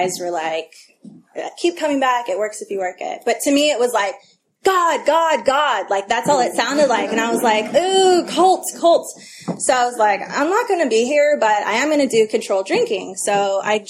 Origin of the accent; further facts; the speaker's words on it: Albany, California, United States; also born or lived in El Cerrito, California; I grew up in the Bay Area in the East Bay. I grew up in Albany and then I went to El Cerrito High.